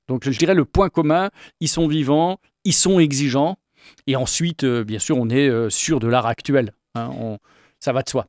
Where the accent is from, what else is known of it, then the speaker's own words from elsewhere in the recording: Paris, Île-de-France, France; moved away as an adult; on est originaire de Paris où on a vécu 25 ans